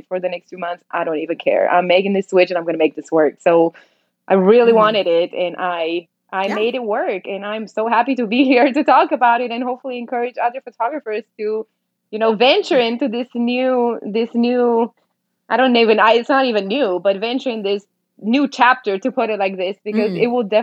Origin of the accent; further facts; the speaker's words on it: Romania; moved away as an adult; now in Dallas, United States; I was born in Romania, in Eastern Europe. I moved here about 8 years ago.